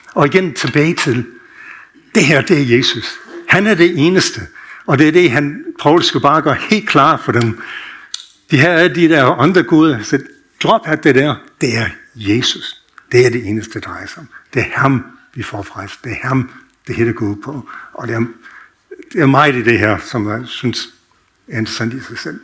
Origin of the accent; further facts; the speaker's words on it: United States; Danish is a second language; now in Denmark; jeg er født opvokset i USA